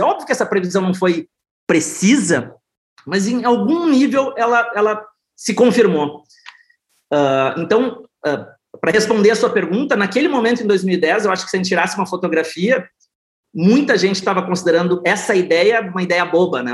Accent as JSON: {"language": "Portuguese", "region": "South Region", "country": "Brazil", "said": "sou do sul do Brasil"}